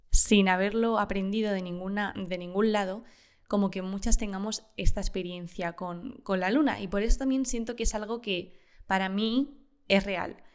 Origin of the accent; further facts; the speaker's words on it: Uruguay; Tengo 22 años y soy de Uruguay. Por el lado de mi familia materna había